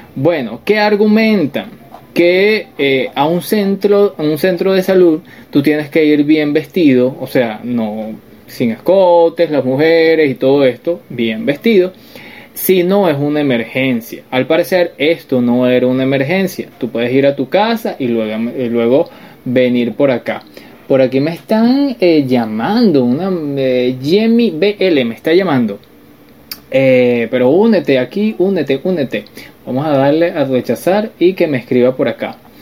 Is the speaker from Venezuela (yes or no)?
yes; Venezuela; nosotros somos venezolanos